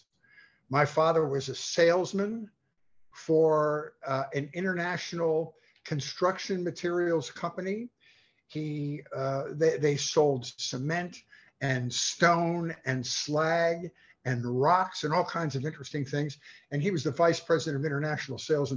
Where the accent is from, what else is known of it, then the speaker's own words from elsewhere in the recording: Philadelphia, Pennsylvania, United States; moved away as an adult; also born or lived in Clarksburg, West Virginia; now in Los Angeles, United States; Born and raised in Philadelphia